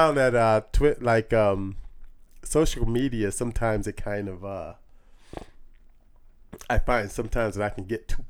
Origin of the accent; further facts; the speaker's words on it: Long Beach, California, United States; From Long Beach.